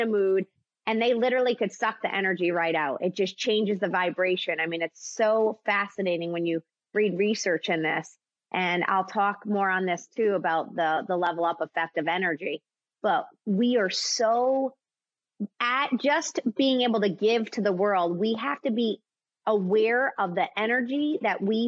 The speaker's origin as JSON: {"language": "English", "region": "East Coast", "country": "United States", "tie": "born or raised there", "also_born_or_lived": "Connecticut / New York", "moved": "as an adult", "lives_now": "Nashville, United States", "said": "I grew up in Connecticut and New York in the East Coast, and then I moved down to Nashville"}